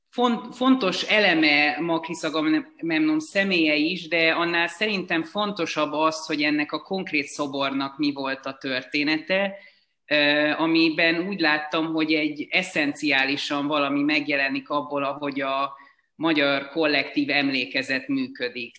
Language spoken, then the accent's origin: Hungarian; Pécs, Baranya, Hungary; moved away as an adult; now in Budapest, Hungary; körülbelül tíz éve költöztem el Pécsről, de, de ott éltem 20 éves koromig